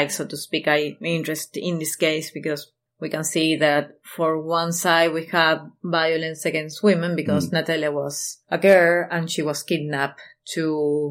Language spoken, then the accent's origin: English; Argentina